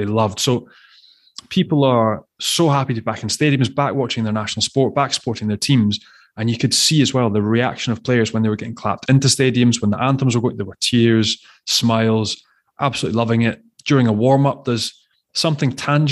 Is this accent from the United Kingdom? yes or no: yes; Scotland, United Kingdom; now in France; I'm half Scottish, half French